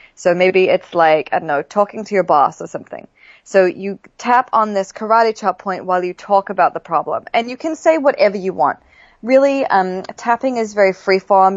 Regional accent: New Zealand; I grew up in New Zealand

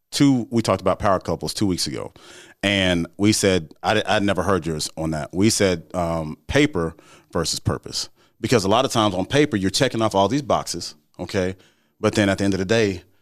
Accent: the South, United States; I grew up in the South, man.

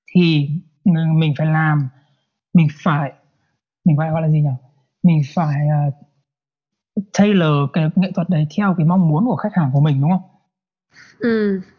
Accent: Vietnam; moved away; cùng cái quê của mình quê quán của mình

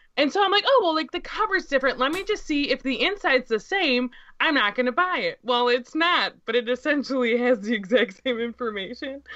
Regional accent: United States; as an American

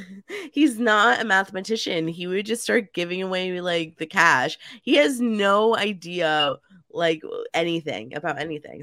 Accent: New Jersey, United States; moved away as an adult; now in St. Louis, United States; I moved from New Jersey. Um, I was a lifelong Jersey girl

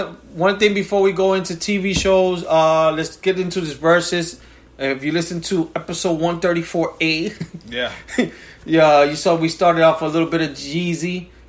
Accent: New York, United States; I was from New York.

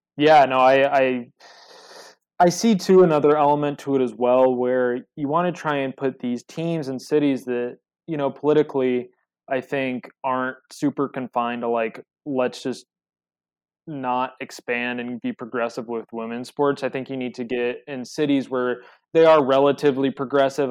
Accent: Colorado, United States; I'm from Colorado

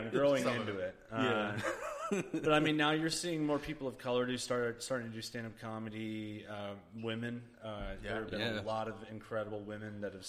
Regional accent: Northern California, United States; moved away as an adult; now in Phoenix, United States; No, I'm from Northern California.

